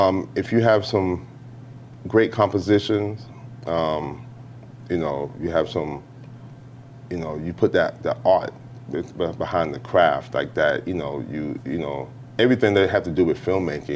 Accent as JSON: {"language": "English", "town": "New York City", "region": "New York", "country": "United States", "tie": "born or raised there", "said": "I'm from Harlem, New York, born and raised."}